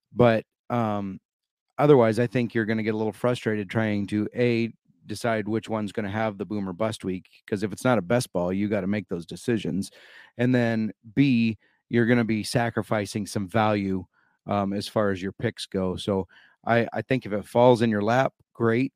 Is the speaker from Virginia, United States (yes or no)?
no; Iowa, United States; in my home state of iowa